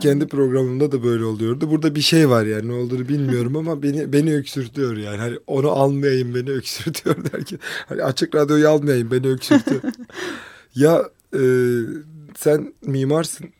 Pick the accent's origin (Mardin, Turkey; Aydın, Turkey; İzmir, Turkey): Mardin, Turkey; Kızıltepe; moved away as an adult; also born or lived in Istanbul / Ankara; on dokuz sene Kızıltepe'de yaşadım memleketimde.